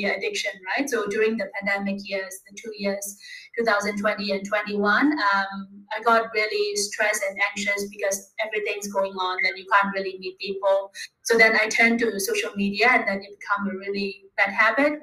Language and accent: English; Myanmar; also born or lived in Bangkok, Thailand; now in Thailand; I'm from Myanmar, but currently I'm based in Thailand